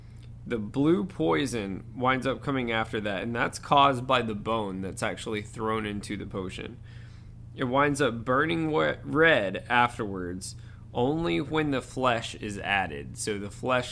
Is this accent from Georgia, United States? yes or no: yes; Georgia, United States; accent: Georgia; my weird Georgia accent